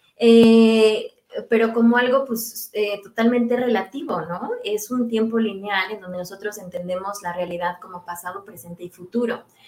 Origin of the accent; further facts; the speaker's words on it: Mexico; moved away as an adult; now in Denmark; yo dejé México, pues, o sea, en febrero del año pasado y cuando llegué a Dinamarca